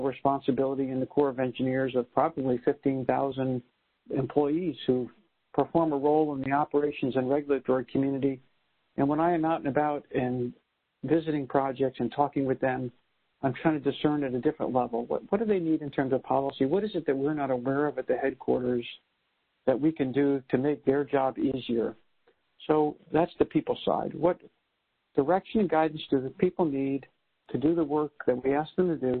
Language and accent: English; New York City, New York, United States; moved away; I'm a New Yorker, a first-generation American